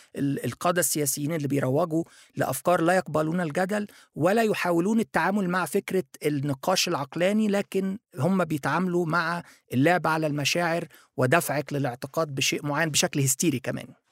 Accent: Egypt; also born or lived in Japan; انا مصري

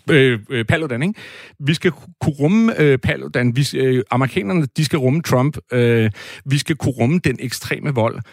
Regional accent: Næstved, Zealand, Denmark; moved away; also born or lived in Brabrand, Aarhus; jeg kommer fra Næstved

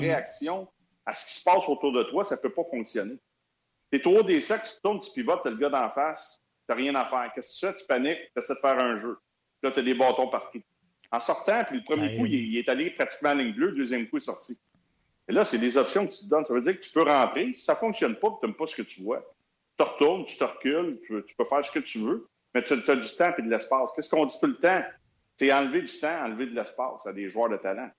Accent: Montreal, Quebec, Canada; first language French; je suis un francophone. Mon anglais n'est pas parfait non plus. Il n'est pas pire parce que j'ai été élevé dans West Island.

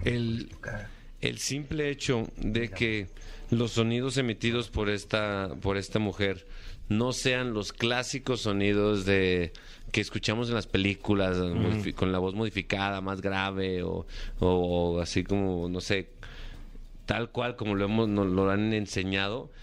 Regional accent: Aguascalientes, Mexico; yo soy de Aguascalientes, México, un lugar que es conocido mundialmente como el lugar de la gente buena.

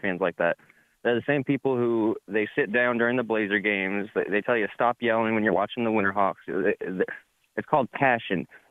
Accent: Portland, Oregon, United States; I'm from Portland

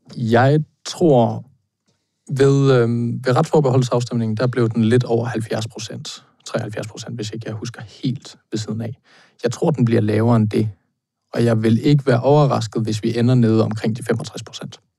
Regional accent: Thy, North Denmark Region, Denmark; jeg er fra Thy

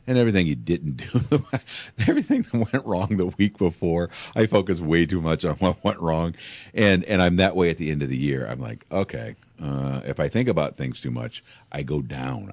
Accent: Pekin, Illinois, United States; I grew up in Pekin

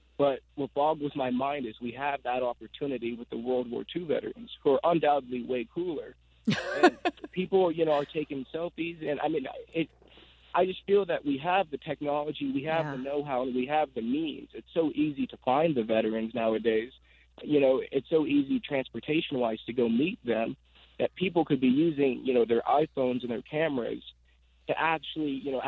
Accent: Agoura Hills, California, United States; Agoura Hills, California.

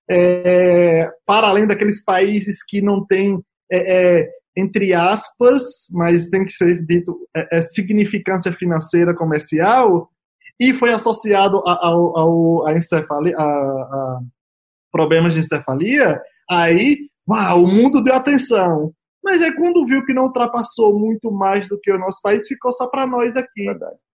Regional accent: Brazil; nós somos brasileiros, nós temos memórias, memória curta.

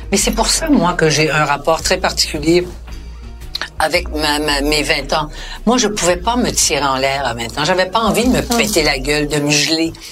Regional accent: Outremont, Quebec, Canada; j'avais à Outremont puis que je venais d'Outremont.

